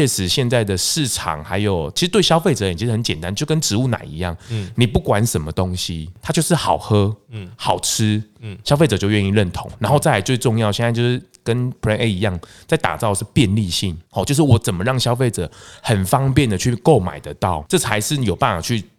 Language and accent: Chinese; Taiwan; 对啊，豆浆、米浆，我们其实台湾人喝得很习惯。